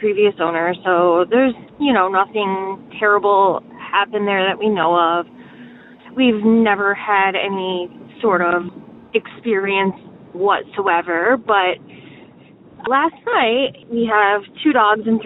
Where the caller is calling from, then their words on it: Detroit, Michigan, United States; I am calling from the Detroit area